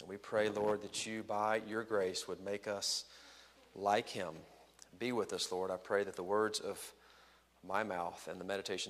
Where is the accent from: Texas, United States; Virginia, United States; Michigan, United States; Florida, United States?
Texas, United States; also born or lived in Los Angeles / Washington, D.C.; now in Chicago area, United States; Texas, my home state